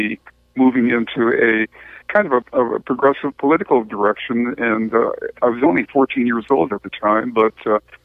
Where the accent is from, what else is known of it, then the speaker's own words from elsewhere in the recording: Redford, Michigan, United States; moved away as an adult; also born or lived in Detroit, Michigan / Chicago / Washington, D.C.; I was born in Detroit, when I was a young person, maybe 7 years old, our family moved to Redford Township, which was the closest suburb to the west of Detroit, and so I grew up there